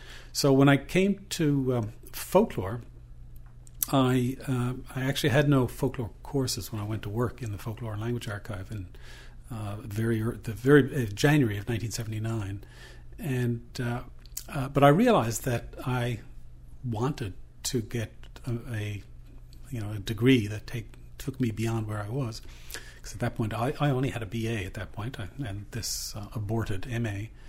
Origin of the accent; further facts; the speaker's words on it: Newfoundland and Labrador, Canada; I'm a Newfoundlander